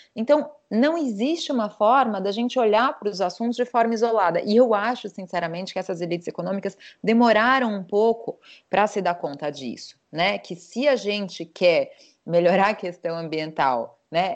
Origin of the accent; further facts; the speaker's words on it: São Paulo, Brazil; now in Portugal; Eu sou paulista